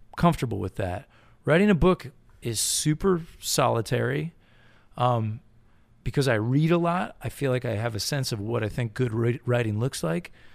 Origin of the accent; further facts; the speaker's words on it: Connecticut, United States; moved away as an adult; also born or lived in Massachusetts; I grew up in New England, Connecticut